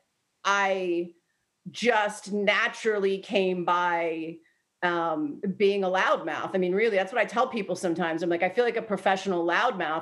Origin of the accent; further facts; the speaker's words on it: Delaware, United States; when I was growing up, I grew up in Delaware